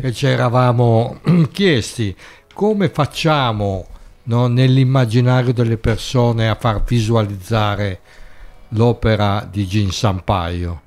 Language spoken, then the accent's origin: Italian; Turin, Piedmont, Italy; now in Bologna, Italy; io sono di Torino